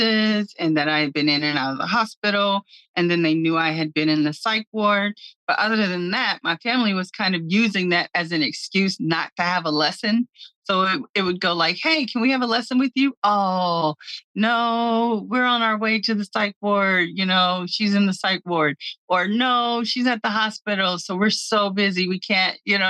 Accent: Cincinnati, Ohio, United States; also born or lived in Hyattsville, Maryland; I was born in Cincinnati, raised between Cincinnati and Hyattsville, Maryland

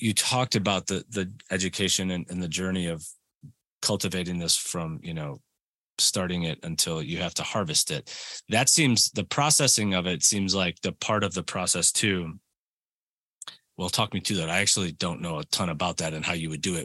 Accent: Colorado, United States; born or raised there

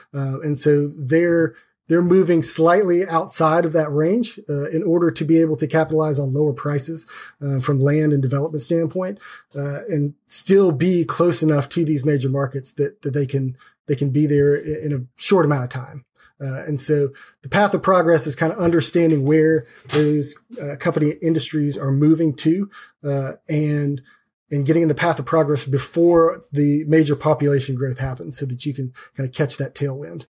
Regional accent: Sanford, North Carolina, United States; moved away as an adult; now in Raleigh, United States; I grew up in a smaller town uh, about an hour down the road

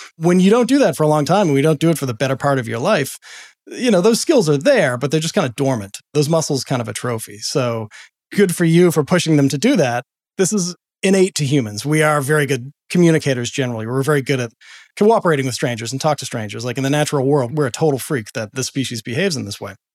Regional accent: Boston, Massachusetts, United States; I grew up in Boston

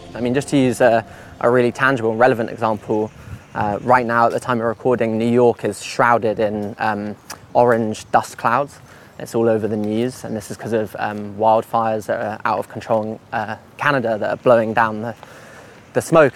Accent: London, United Kingdom; I, I grew up in West London

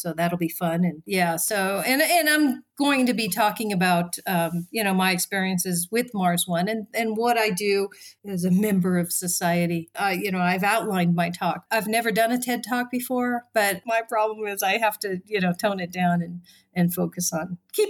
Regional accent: Japan; born there; also born or lived in Australia; I've lived in Australia. I was born in Japan.

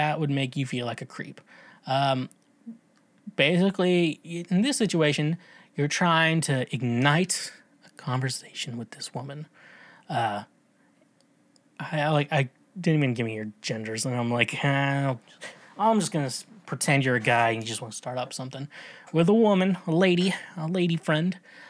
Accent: Tennessee, United States; I'm from Tennessee, y'all. Yeah, y'all.

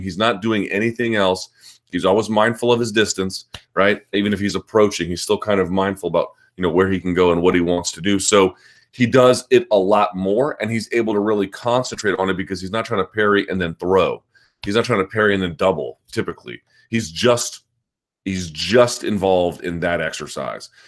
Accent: United States; as an American

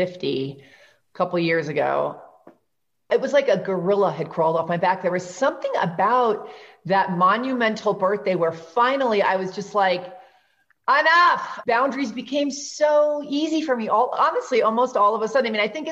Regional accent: New York, United States; I'm from New York

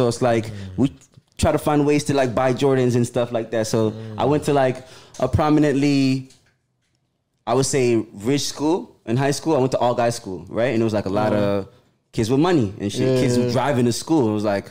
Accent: Toronto, Ontario, Canada; I'm from Toronto, born and raised.

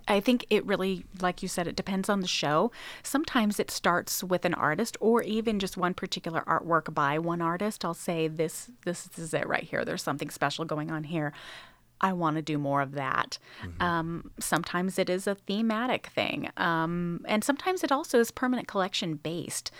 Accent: Sacramento, California, United States; moved away as an adult; also born or lived in Los Angeles, California / Indiana / Pennsylvania; now in North Carolina, United States; I'm originally from Northern California, from the Sacramento area

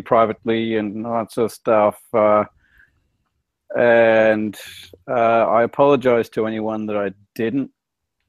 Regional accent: Australia; as an Australian in another country

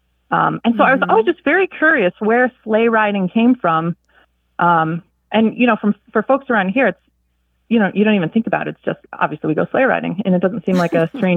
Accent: Factoryville, Pennsylvania, United States; also born or lived in Vermont; I'm from Factoryville, Pennsylvania, which is about a half hour north of Scranton.

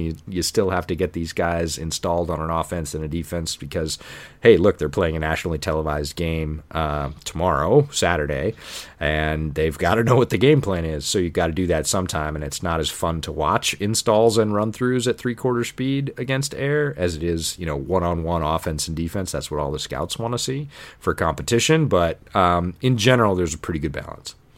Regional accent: Ithaca, New York, United States; born or raised there

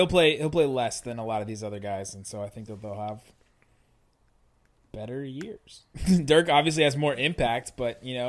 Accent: Mason, Ohio, United States; I grew up in Mason, Ohio, which is like 45 minutes from there

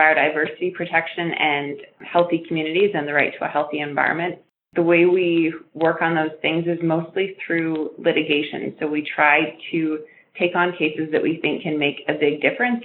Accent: Vancouver, British Columbia, Canada; now in Calgary, Canada; at the beach where I grew up in Vancouver

